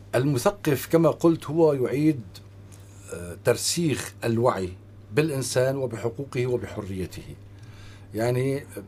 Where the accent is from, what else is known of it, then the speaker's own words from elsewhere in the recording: Syria; نحن كسوريين